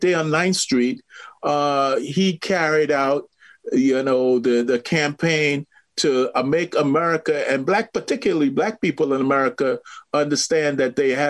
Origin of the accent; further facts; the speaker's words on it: Trinidad & Tobago; I grew up in Trinidad